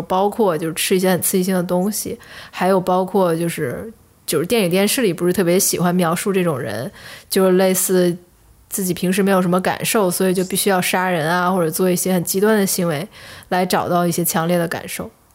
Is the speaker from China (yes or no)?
yes; China; 我们中国人